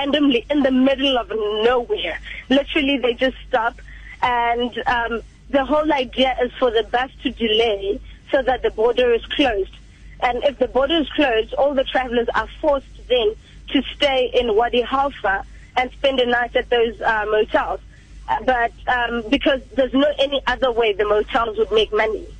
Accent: South Africa; I was traveling as a South African

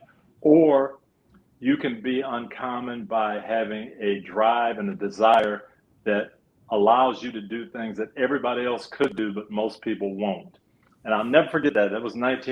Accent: a little small town in Michigan, United States; moved away as an adult; also born or lived in Minnesota; coming from a little small town in Michigan

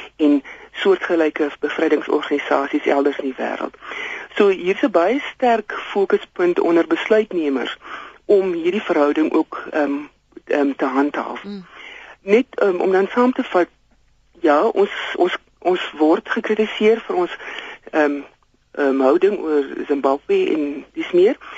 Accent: South Africa

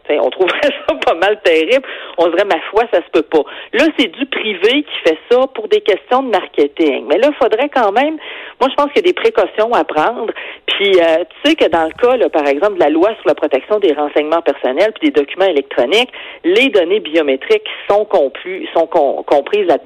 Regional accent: Quebec City, Quebec, Canada; je viens de Québec, là, la Sainte-Foy

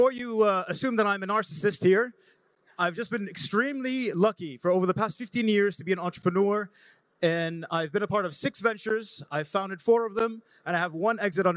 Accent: Jordan; I'm a founder from Jordan

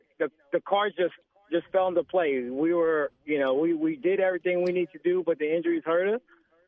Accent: California, United States; I want to say I've been born and raised in the Bay Area, and I've been going to Warriors games since I can remember.

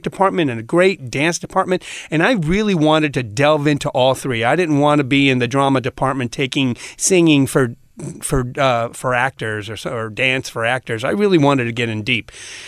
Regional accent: Puerto Rico; Yeah, yeah.

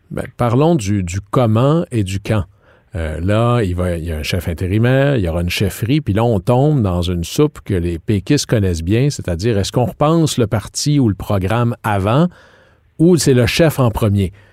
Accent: Jonquière, Quebec, Canada; mon coin de pays, euh, M. Diane Charret, à Jonquière

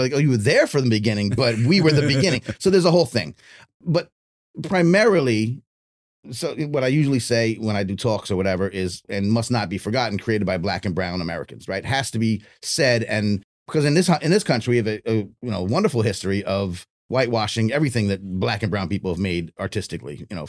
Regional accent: Tokyo, Japan; I'm born here and my family lives in Japan. We live in Tokyo for whatever reason. And as a baby, I grew up in Japan. And for 20 years, I'm in Japan.

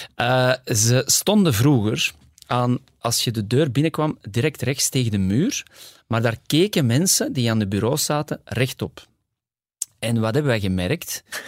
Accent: Kontich, Flanders, Belgium; also born or lived in Borgerhout / Ghent / New York; now in Antwerp, Belgium; ik ben eigenlijk opgegroeid in Kontig, uh, eh, 18 jaar. Eh, maar geboren in Borgerhout.

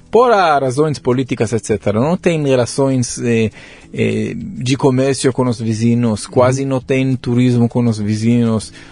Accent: Modi'in, Central District, Israel; Portuguese is a second language; moved away as an adult; also born or lived in Netanya, Israel; now in São Paulo, Brazil; Nasci em Israel. Mas em, em, em Tel Aviv? Onde? Em Modi'in, ou em Netanya, na verdade, Sim. uma cidade na, no costo de Israel, um hum. pouco norte de Tel Aviv. Sim. Mas a maioria da minha vida pass, eh, passou em Modi'in

